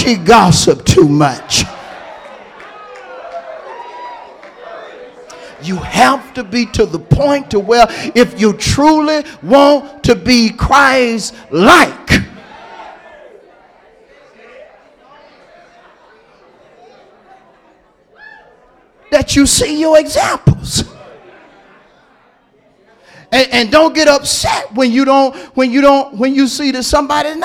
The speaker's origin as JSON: {"language": "English", "town": "Hewlett", "country": "United States", "said": "I'm from Hewlett"}